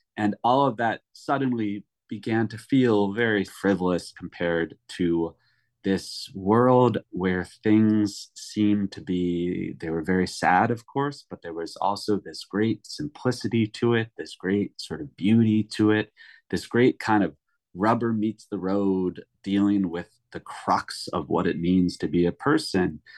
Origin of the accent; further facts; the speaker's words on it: Chicago, Illinois, United States; moved away as an adult; now in New York, United States; I grew up in Chicago.